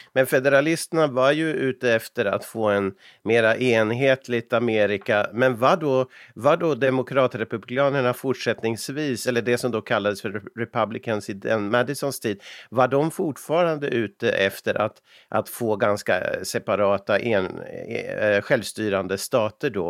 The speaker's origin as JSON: {"language": "Swedish", "town": "Umeå", "region": "Västerbotten County", "country": "Sweden", "tie": "born or raised there", "said": "när jag växte upp i Umeå"}